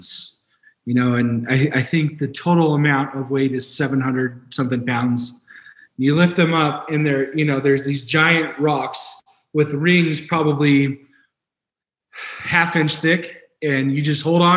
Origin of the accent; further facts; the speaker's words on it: San Diego, California, United States; also born or lived in Spain / Boulder, Colorado; now in Colorado, United States; I got the privilege to grow up in San Diego about 20 minutes away from the beach